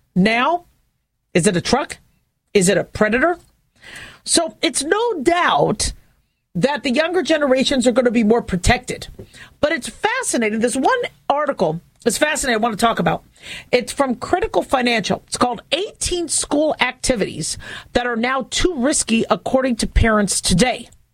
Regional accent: Phoenix, Arizona, United States; growing up in Phoenix, Arizona

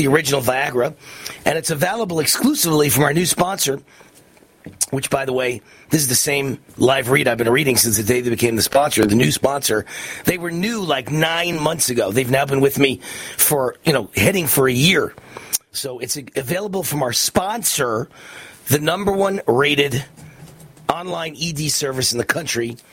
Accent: Las Vegas, Nevada, United States; in Las Vegas, right here in my hometown

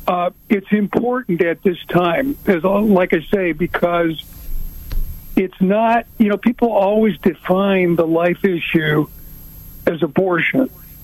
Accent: Chicago, Illinois, United States; I grew up in Chicago.

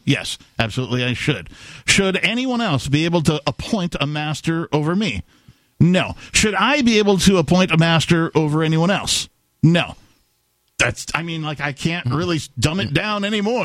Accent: Wisconsin, United States; growing up in Wisconsin, I did see a number of uh, cow fields

